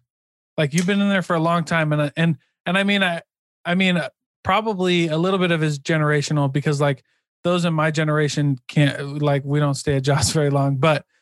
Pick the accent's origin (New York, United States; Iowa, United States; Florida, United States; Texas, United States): Iowa, United States; I'm from Iowa